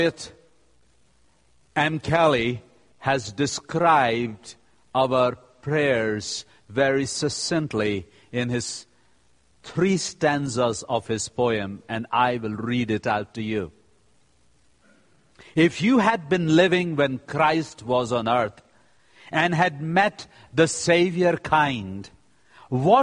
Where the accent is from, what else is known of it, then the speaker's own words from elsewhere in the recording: India; I am from India